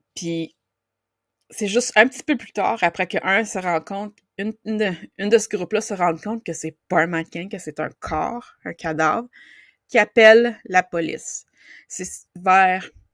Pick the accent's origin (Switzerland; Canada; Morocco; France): Canada; Outaouais, Quebec; mon coin de pays